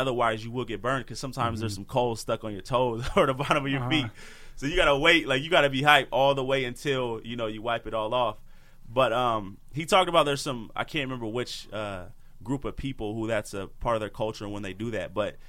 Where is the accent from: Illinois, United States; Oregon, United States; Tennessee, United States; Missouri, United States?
Oregon, United States; Portland; So just to give you a little backstory, so I'm from Portland, Oregon, and I grew up playing football and I loved it so much.